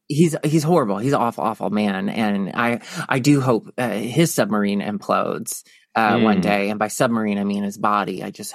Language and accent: English; Tennessee, United States; also born or lived in Chicago; now in Los Angeles, United States; I'm from Tennessee.